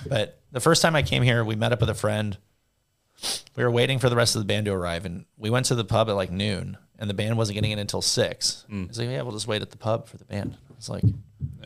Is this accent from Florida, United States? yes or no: no; Southern California, United States; I grew up in Southern California